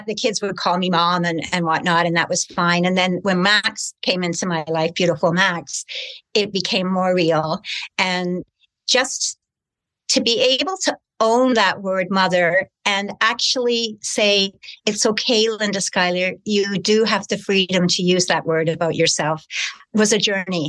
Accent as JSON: {"language": "English", "country": "Canada", "tie": "born or raised there", "also_born_or_lived": "United Kingdom", "said": "in 1956, we had arrived in Canada as British immigrants"}